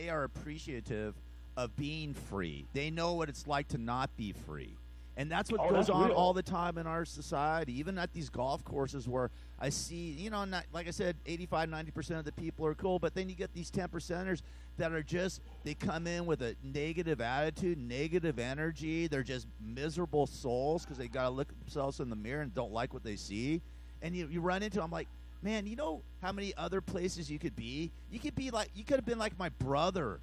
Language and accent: English; Burbank, California, United States; I was born in Burbank, but I lived off of Riverside and Whitsitt, right there in those apartments